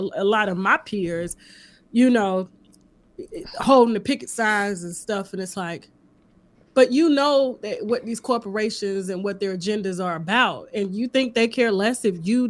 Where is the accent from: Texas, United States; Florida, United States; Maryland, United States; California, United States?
Florida, United States; Panama City; I'm from Panama City, Florida. We call it L.A. because it's right below Alabama.